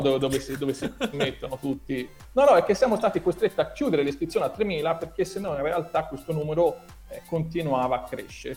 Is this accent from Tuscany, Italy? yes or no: yes; Tuscany, Italy; accent: strongly Tuscan; Io sono toscano